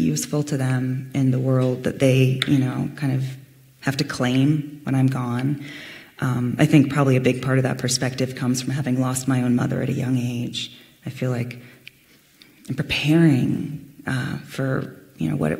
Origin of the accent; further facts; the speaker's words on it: Fairfield, California, United States; I grew up in a town called Fairfield